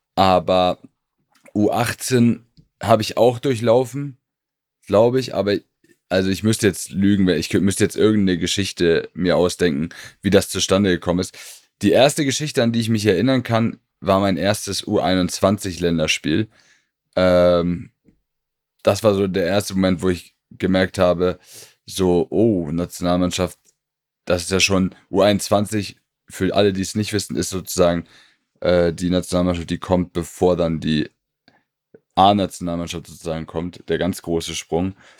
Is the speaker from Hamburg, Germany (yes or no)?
yes; Hamburg, Germany; da ich ja aus Hamburg komme, beziehungsweise Stadtrand von Hamburg